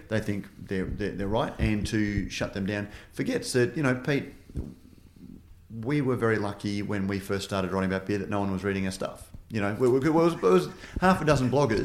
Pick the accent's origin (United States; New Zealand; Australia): Australia; Queensland; I'm from Queensland, Queensland